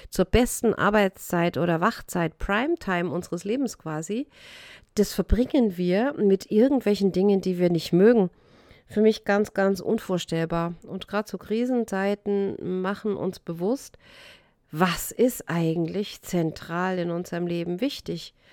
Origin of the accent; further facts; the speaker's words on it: Baden-Württemberg, Germany; Ich bin in Württemberg aufgewachsen und da heißt Schaffe, Schaffe, Häuslebauer.